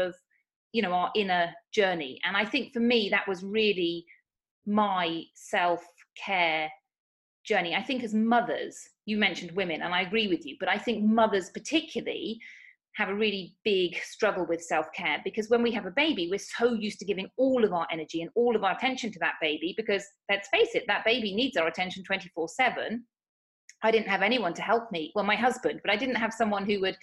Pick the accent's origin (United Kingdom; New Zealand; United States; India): United Kingdom; moved away as an adult; now in Spain; as you may tell from my accent, I'm from the United Kingdom. But I actually moved to Spain 8 years ago.